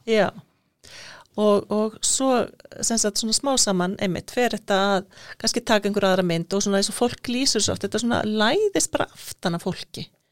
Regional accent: Iceland; moved away as an adult; also born or lived in Nicaragua; við erum Íslandingar

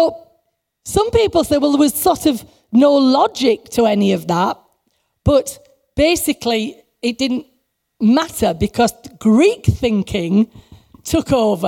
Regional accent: England, United Kingdom; we're English

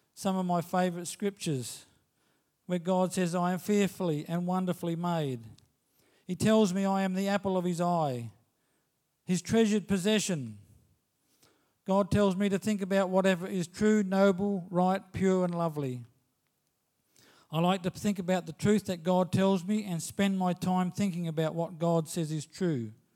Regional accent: Australia; As an Australian citizen

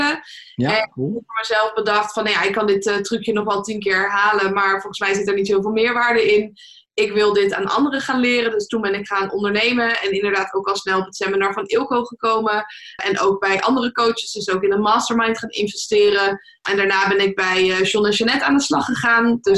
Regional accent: Leiden, South Holland, Netherlands; Ik kom zelf uit Leiden

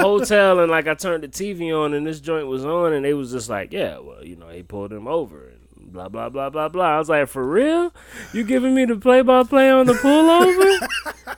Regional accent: Wilmington, North Carolina, United States; I'm from North Carolina, it was the same thing. Y'all some Bammers. But it was kinda like where I'm from in Wilmington

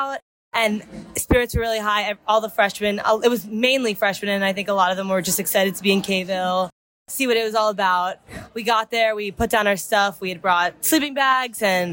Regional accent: New York, United States; I'm from New York

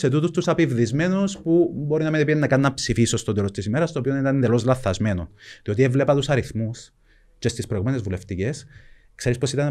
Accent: Nicosia, Nicosia District, Cyprus; also born or lived in Famagusta (Varosha); μεγάλωσα στη Λευκοσία

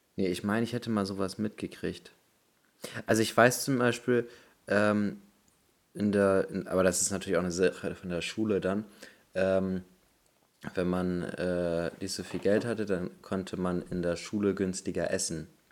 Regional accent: Bremen, Germany; bei uns in Bremen

